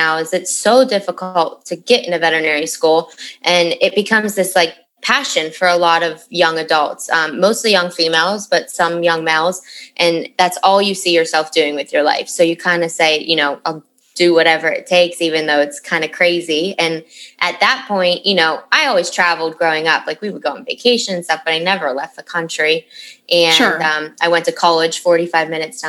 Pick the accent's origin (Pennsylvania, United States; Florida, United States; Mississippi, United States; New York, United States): Pennsylvania, United States; Western; moved away as an adult; also born or lived in Caribbean; I grew up in Western PA, so Pennsylvania